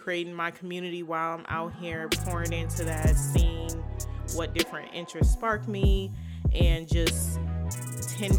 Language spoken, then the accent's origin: English; Inglewood, California, United States; moved away as an adult; now in Seattle, United States; I'm from Inglewood, California. I'm currently in Seattle. Been here for 3 years.